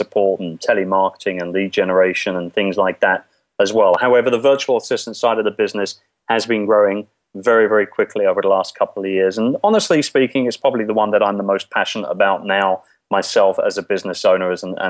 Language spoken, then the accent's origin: English; London, United Kingdom; moved away as an adult; now in Philippines; I'm originally from London, England, as you might be able to tell by my docile tones here. And basically, I came to the Philippines about 10 years ago